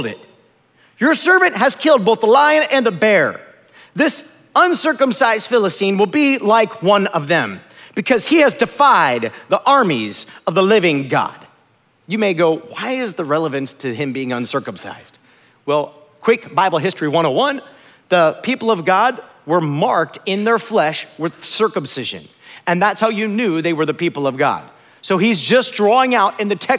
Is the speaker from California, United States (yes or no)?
no; Akron, Ohio, United States; now in Indianapolis, United States; I grew up in Akron, Ohio